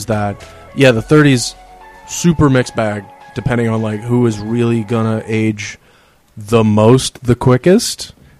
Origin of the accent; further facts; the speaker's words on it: Lake Charles, Louisiana, United States; moved away as an adult; also born or lived in Tennessee; now in New York City, United States; I was born in Louisiana. I moved here from Tennessee.